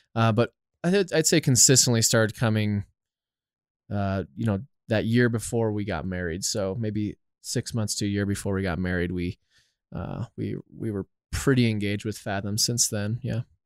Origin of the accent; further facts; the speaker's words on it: Littleton, Colorado, United States; I am born and raised in Littleton, Colorado, actually, so literally probably five, ten minutes down the road.